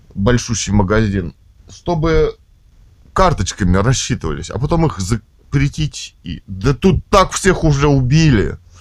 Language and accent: Russian; Russia; мы родились в России